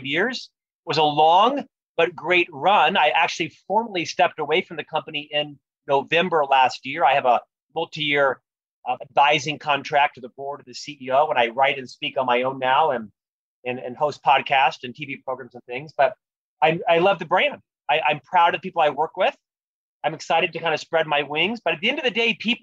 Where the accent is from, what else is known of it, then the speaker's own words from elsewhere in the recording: Orlando, Florida, United States; moved away as an adult; also born or lived in Provo, Utah; now in Salt Lake City, United States; I'm originally from Florida, born and raised in Central Florida